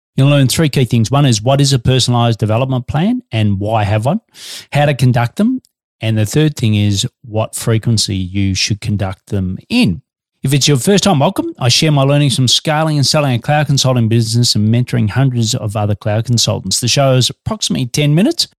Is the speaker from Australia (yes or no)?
yes; Australia; also born or lived in Melbourne, Australia